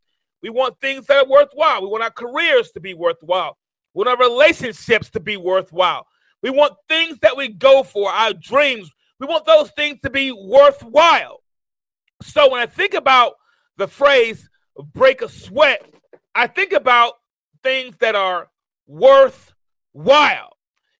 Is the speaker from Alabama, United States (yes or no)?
yes; Tuscaloosa, Alabama, United States; also born or lived in Mount Vernon, New York; you know I'm originally from Mount Vernon, New York, but I moved to a small town here in Alabama in a place called Tuscaloosa, Alabama